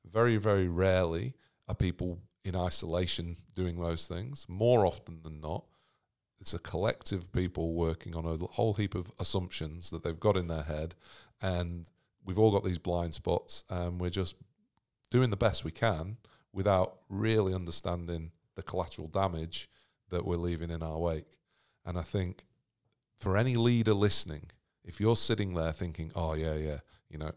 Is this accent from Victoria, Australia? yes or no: no; Sydney, New South Wales, Australia; we're from Sydney.